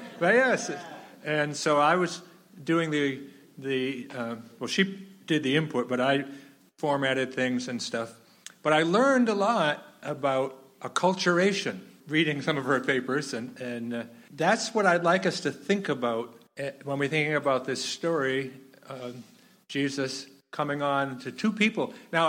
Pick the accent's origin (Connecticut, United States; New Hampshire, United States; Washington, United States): New Hampshire, United States; also born or lived in Rhode Island / Maine / Massachusetts / Minnesota; Now, I grew up in New Hampshire, but Sharon and I have lived in New Hampshire, Rhode Island, Maine, Massachusetts, Minnesota, South Carolina, Vermont, and Missouri. Going to school and stuff. But New England is home.